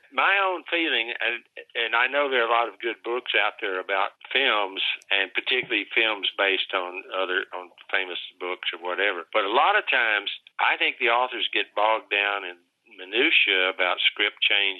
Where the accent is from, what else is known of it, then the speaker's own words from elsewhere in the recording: Texas, United States; I'm a Texan